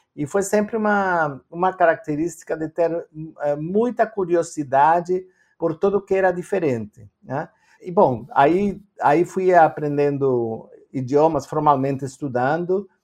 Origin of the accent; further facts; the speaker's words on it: Argentina; Portuguese is a second language; moved away as an adult; also born or lived in Canada; now in Brazil; eu nasci na Argentina, uh, mas hoje em dia eu tenho três passaportes e nenhum deles é brasileiro